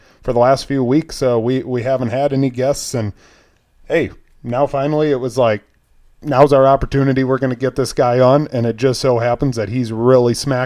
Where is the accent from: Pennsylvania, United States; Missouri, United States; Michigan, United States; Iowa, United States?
Iowa, United States; Rock Rapids; We're from Rock Rapids, Iowa, and we also have a Rock River that comes through our town